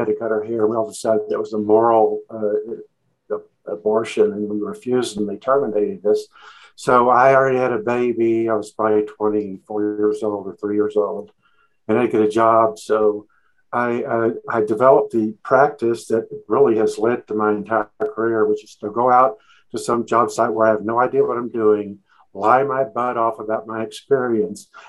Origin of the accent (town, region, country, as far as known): Waco, Texas, United States; born or raised there; moved away as an adult; also born or lived in Dallas, Texas; now in Colorado, United States